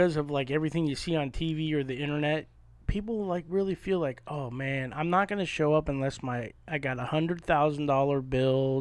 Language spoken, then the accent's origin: English; San Diego, California, United States; I grew up in Bay Park